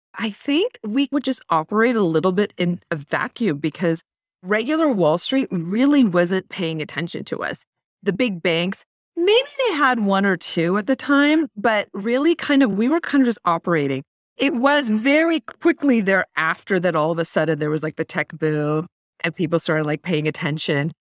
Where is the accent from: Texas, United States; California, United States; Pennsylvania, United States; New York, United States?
California, United States; Mountain View; I was actually born and raised in Silicon Valley, like, literally in Mountain View